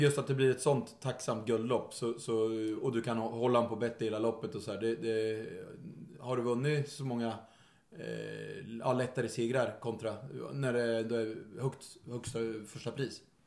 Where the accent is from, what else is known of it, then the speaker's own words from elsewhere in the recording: Örebro, Örebro County, Sweden; vi kommer från, från eh, Örebro